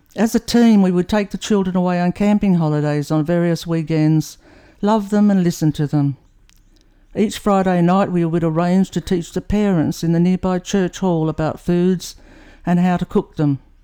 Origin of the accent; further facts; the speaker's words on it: New South Wales, Australia; I grew up in New South Wales, one of three children